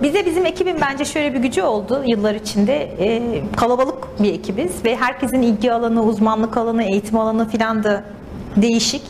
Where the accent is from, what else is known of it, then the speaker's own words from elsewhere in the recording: İzmir, Turkey; moved away as an adult; also born or lived in Istanbul; now in San Francisco Bay Area, United States; aslen İzmirliyim. İzmir'de doğdum, büyüdüm